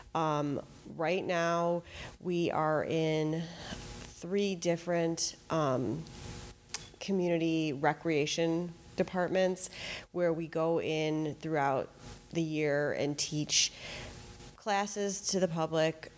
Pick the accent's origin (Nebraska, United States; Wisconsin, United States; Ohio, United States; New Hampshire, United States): Wisconsin, United States; Fox Point; also born or lived in Madison, Wisconsin; I grew up in Fox Point